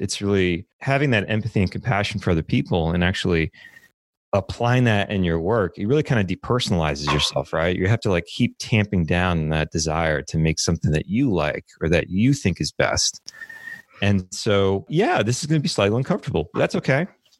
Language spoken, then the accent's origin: English; New Orleans, Louisiana, United States; moved away as an adult; now in Texas, United States; I did grow up in New Orleans. I was there till I was 18. And I moved over to Texas to study computer science at Texas A&M University.